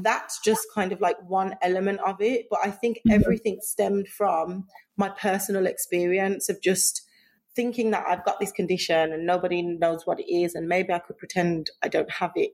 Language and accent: English; Birmingham, West Midlands, United Kingdom; I grew up in Birmingham